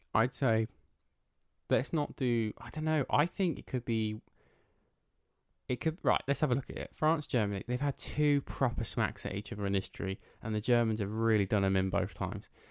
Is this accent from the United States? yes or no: no; England, United Kingdom; that's where we're from